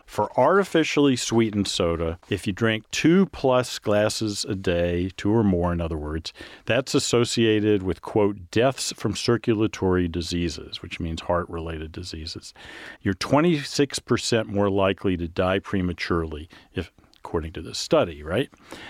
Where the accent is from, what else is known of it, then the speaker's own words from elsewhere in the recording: the South, United States; You know, I grew up in the South.